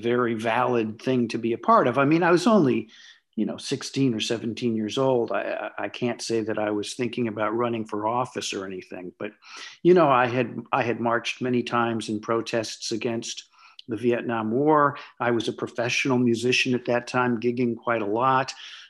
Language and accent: English; Los Angeles, California, United States; me and my crowd of people that I grew up with here in Los Angeles